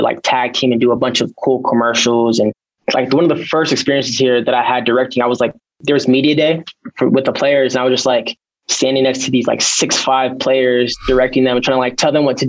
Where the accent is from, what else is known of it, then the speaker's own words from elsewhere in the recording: Ohio, United States; moved away as an adult; now in Utah, United States; I was actually back in Ohio because I'm from Ohio